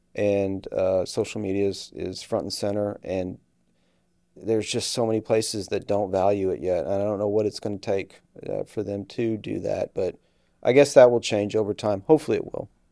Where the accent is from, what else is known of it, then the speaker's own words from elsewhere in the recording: Houston, Texas, United States; moved away; I'm from Houston